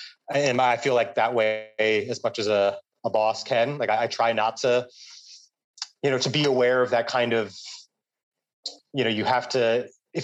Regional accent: United States; moved away as an adult; now in Vietnam; this far away from where everything started is now my home, way more than what I associate New York

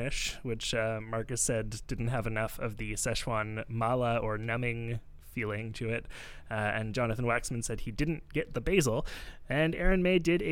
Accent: Canada; I'm Canadian

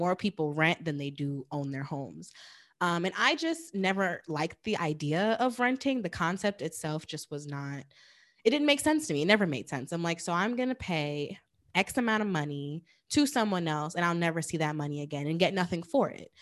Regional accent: New York, United States; moved away as an adult; now in New Jersey, United States; I'm from New York, but I actually, um, bought my place in Jersey.

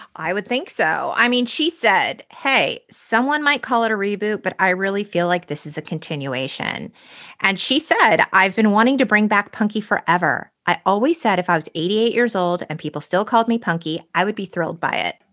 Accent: San Gabriel Valley, California, United States; We grew up in the San Gabriel Valley

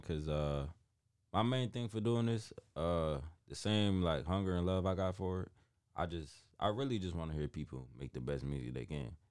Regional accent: New Haven, Connecticut, United States; originally I'm from New Haven, Connecticut

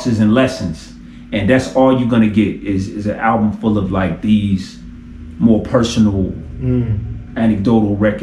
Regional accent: Detroit, Michigan, United States; I'm from Detroit

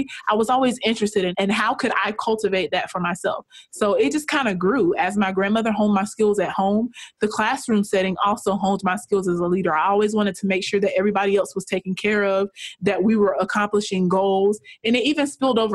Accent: rural Georgia, United States; I am from a very rural area of Georgia, very small town, no more than 5,000 people live in my hometown. And I grew up in a very economically disadvantaged environment.

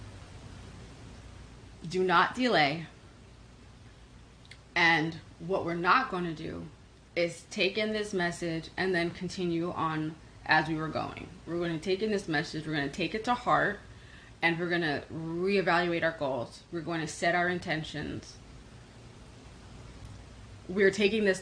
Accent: New York, United States; I am a New Yorker born and raised

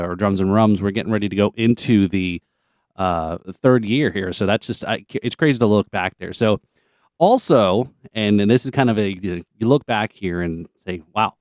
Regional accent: Sayreville, New Jersey, United States; both Craig and I, we grew up together in New Jersey

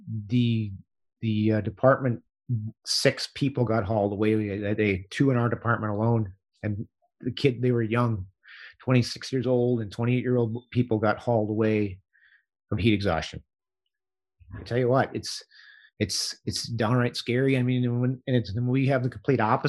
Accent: Hutchinson, Kansas, United States; I live on the north side of my hometown here

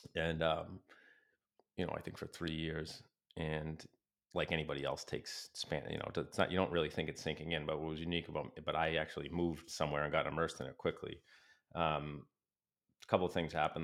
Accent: Plymouth, Massachusetts, United States; also born or lived in Brockton / Rockland; I grew up in Plymouth and then Rockland

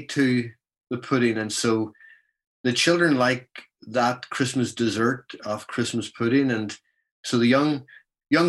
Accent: Belfast, Northern Ireland, United Kingdom; accent: Scots Irish; moved away as an adult; also born or lived in Pittsburgh, United States; now in Schenectady, United States; I was born in Belfast in Northern Ireland, so I'm an Ulster Scot. My mom and dad are both Scottish, but I was born in Belfast, which is the hometown of C.S. Lewis. So this is a true Scots Irish accent

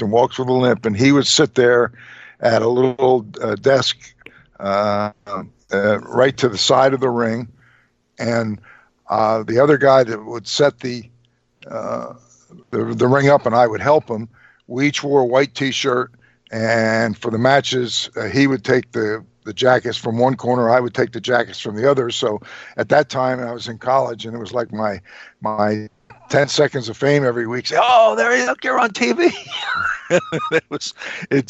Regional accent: Trenton, New Jersey, United States; I was born and raised in Trenton, which was about 35 miles from Philly and about 65 miles from New York

